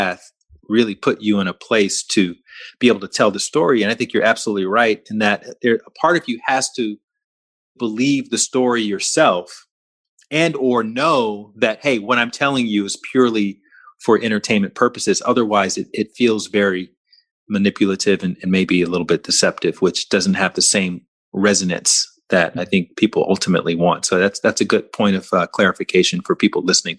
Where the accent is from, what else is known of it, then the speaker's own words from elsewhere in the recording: Alabama, United States; I'm from Alabama, down the street from where you grew up